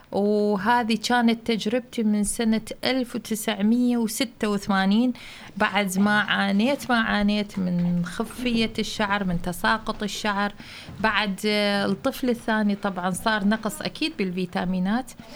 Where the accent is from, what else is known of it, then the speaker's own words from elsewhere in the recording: Iraq; moved away as an adult; now in Germany; من العراق